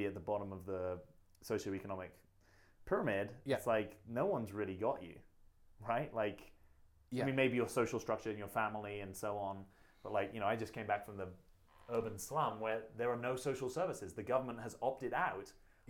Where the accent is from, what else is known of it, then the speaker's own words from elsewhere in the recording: rural England, United Kingdom; I grew up rurally in England